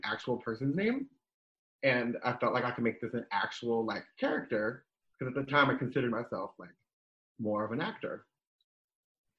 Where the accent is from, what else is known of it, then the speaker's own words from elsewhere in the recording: New Jersey, United States; moved away; also born or lived in Southern California / Nebraska; I'm born and raised in New Jersey